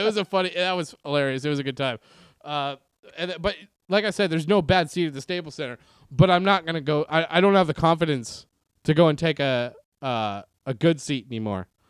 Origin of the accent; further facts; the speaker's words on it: Canada; moved away; also born or lived in Reseda, California; Growing up in Canada